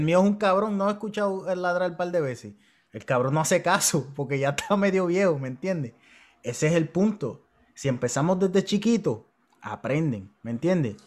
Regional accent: Puerto Rico

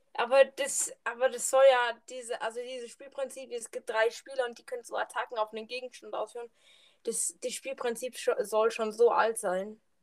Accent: Southern Germany, Germany; ich komme aus dem südlichen Teil von Deutschland.

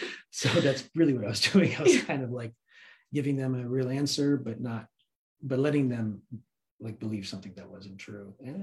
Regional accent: Afghanistan; I said, you know, I'm from Afghanistan originally.

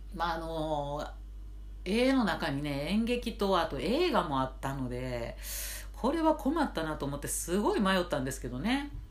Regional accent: Nara, Japan; moved away as an adult; now in Tokyo, Japan; 義務教育ってものをね、奈良で、えー、卒業したらですね、えっと、上京したかったんですね

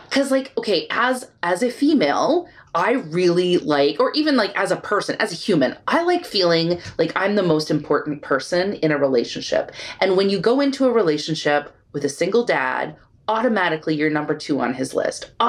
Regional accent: Texas, United States; I'm Texan.

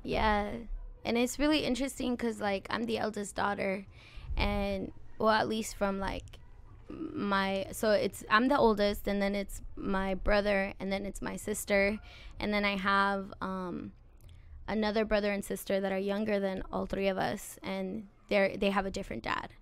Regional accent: Santa Maria, California, United States; also born or lived in Lompoc, California; I was born in Santa Maria, um, and then I we moved to Lompoc when I was about like eight years old

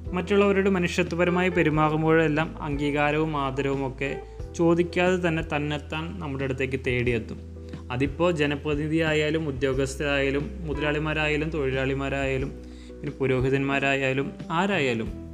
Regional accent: Thrissur, Kerala, India; തൃശ്ശൂരുകാരനായ എന്ന നിലയിൽ

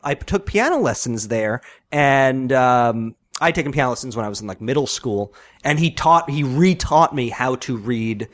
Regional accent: Long Island, New York, United States; moved away; I grew up, I'm from Long Island

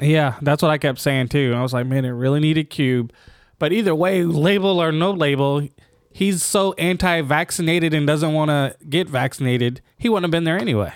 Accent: Japan; I'm from Japan

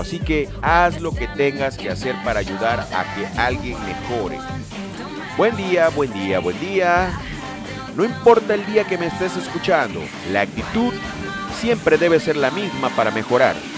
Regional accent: Lerdo de Tejada, Veracruz, Mexico; la gente de Ciudad Lerdo de Tejada en el estado de Veracruz, de donde yo soy nativo

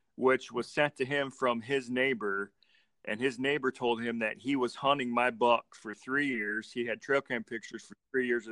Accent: Michigan, United States; we're from Michigan

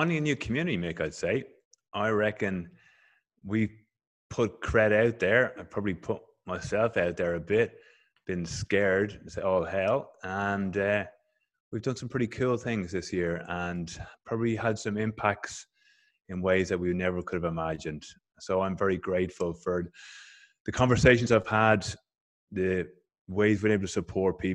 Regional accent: Dublin, Leinster, Ireland; moved away as an adult; now in Canberra, Australia; I'm originally from Dublin, from Ireland

